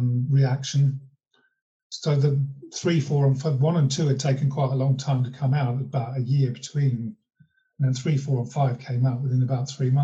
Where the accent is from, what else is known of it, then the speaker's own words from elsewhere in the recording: Long Eaton, East Midlands, United Kingdom; John Walters was from my hometown of Long Eaton.